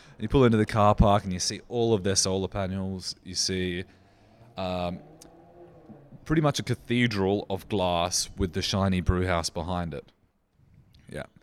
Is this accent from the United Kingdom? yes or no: no; Riverland, South Australia, Australia; I grew up in the Riverland